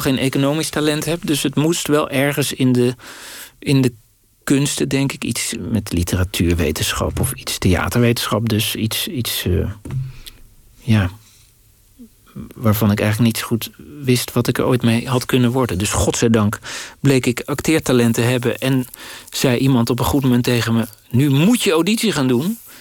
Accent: Dordrecht, South Holland, Netherlands; in Dordrecht, waar ik opgroeide

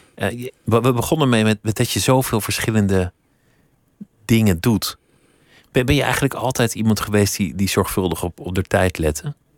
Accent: Netherlands; dat we als Nederlanders gemiddeld obese zijn

